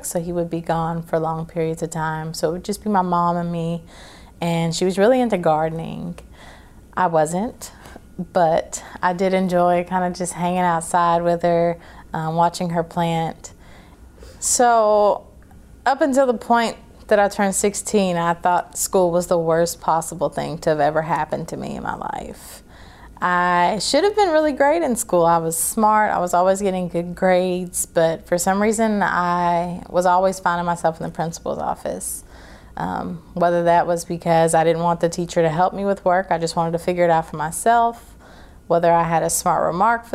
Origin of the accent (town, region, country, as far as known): Clarksville, Tennessee, United States; born or raised there; also born or lived in Fort Campbell, Kentucky